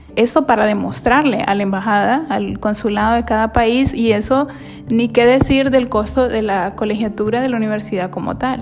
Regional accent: Honduras; moved away as an adult; soy hondureña.

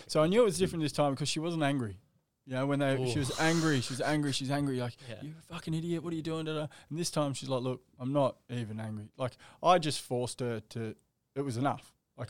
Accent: Surfers Paradise, Queensland, Australia; also born or lived in Western Sydney; you moved up to the Gold Coast when I was 13 from Western Sydney. Grew up in Surfers Paradise. I still live there today.

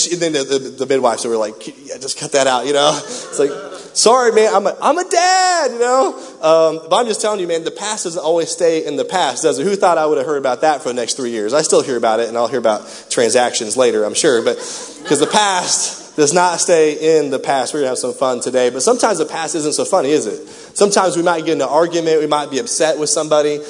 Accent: Raytown, Missouri, United States; I grew up in Raytown.

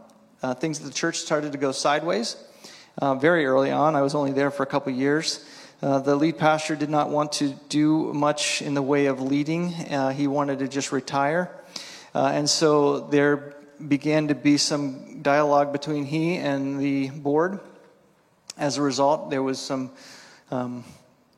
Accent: Pennsylvania, United States; moved away as an adult; also born or lived in New York / Ellensburg, Washington; I grew up on the East Coast in Pennsylvania

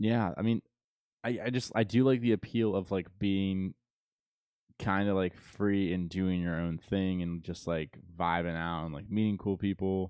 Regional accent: Florida, United States; we're from Florida

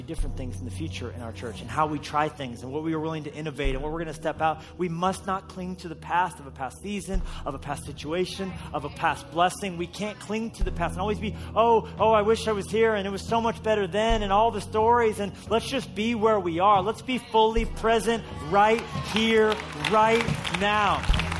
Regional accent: Colorado, United States; born there; no, I was born in Colorado. But I'm not from Colorado.

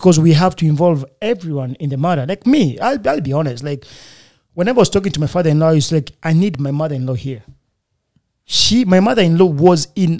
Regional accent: Uvira, South Kivu, DR Congo; also born or lived in Congo; now in United States; I'm a fulero. I'm from Uvira

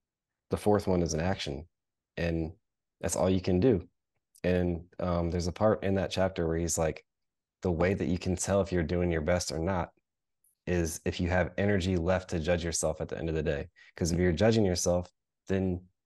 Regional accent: United States; as an American kid

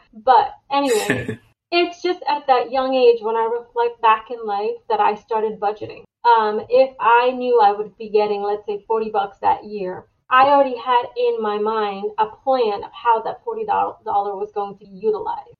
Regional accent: New York, United States; moved away as an adult; now in Florida, United States; I moved from New York, where I was raised, to Florida

